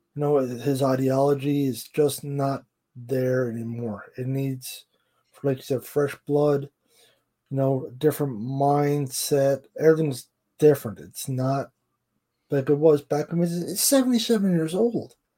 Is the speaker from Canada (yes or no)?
yes; Canada; I'm Canadian